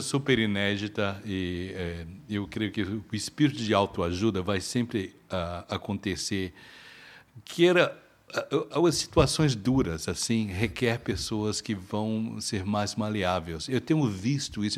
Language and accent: Portuguese; Brazil; now in Toronto, Canada; Nós somos brasileiros radicados aqui